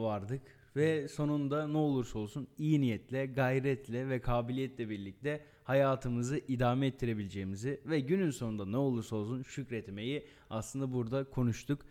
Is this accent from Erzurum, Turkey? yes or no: yes; Erzurum, Turkey; bir Erzurumlu olarak bir Anadolu olarak